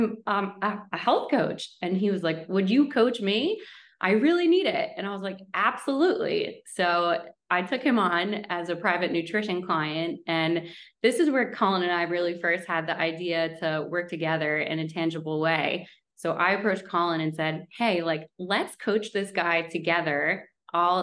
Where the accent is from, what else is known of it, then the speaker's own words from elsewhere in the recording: Westchester, New York, United States; moved away as an adult; also born or lived in Manhattan, New York; now in Stamford, United States; I grew up in Westchester, New York, and then lived in Manhattan for a long time